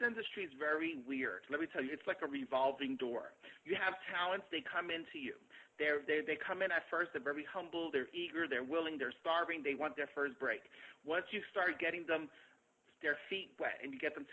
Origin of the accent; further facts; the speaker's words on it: New York City, New York, United States; I grew up in the South Bronx